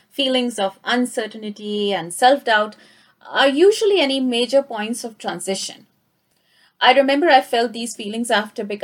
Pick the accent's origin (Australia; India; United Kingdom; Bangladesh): India; moved away as an adult; now in Canada; I got a similar feeling when I immigrated from India to Canada 10 years ago.